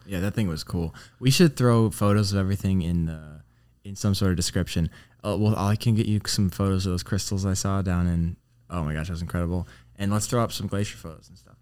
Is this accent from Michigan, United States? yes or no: yes; Clinton, Michigan, United States; I went back to Clinton, Michigan